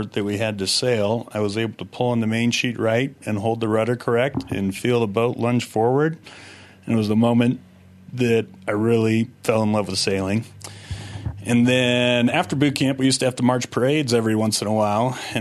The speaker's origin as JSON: {"language": "English", "region": "Vermont", "country": "United States", "tie": "born or raised there", "moved": "as an adult", "lives_now": "Utah, United States", "said": "I grew up in Vermont"}